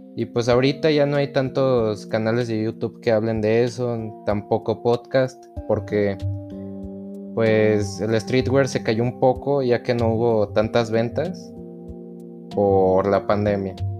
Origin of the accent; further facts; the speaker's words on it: León, Guanajuato, Mexico; soy proveniente de León, Guanajuato